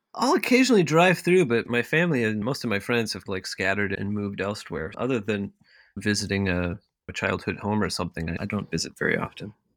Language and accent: English; Eastern Washington, United States; moved away as an adult; also born or lived in Charleston, South Carolina / Maine; now in Minneapolis, United States; most of my childhood, at least my first memories and things, all take place in Eastern Washington, where where I grew up